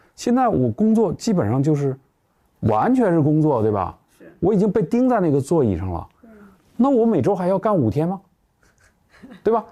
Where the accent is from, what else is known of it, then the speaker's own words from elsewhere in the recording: China; 我们中国人